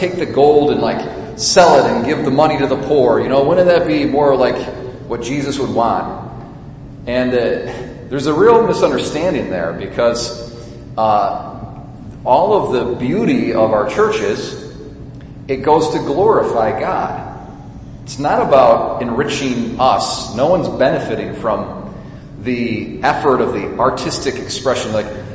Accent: United States; as American Catholics

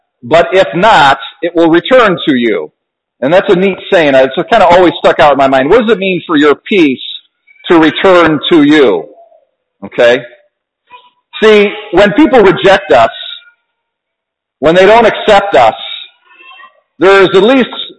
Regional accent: Ontario, New York, United States; also born or lived in Adirondacks, New York; I'm a Wayne County boy, so I grew up in Ontario

